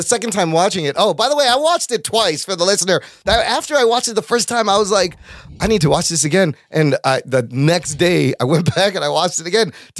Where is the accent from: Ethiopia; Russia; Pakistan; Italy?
Pakistan; because I'm a Pakistani and all the Pakistanis came from India.